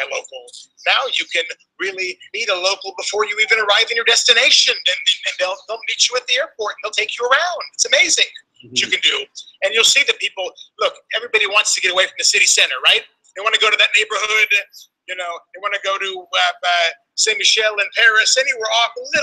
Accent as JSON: {"language": "English", "country": "Greece", "said": "I'm from Greece"}